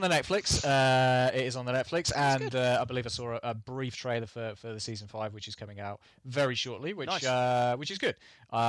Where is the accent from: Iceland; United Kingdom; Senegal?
United Kingdom; England; We are English, we're not Australian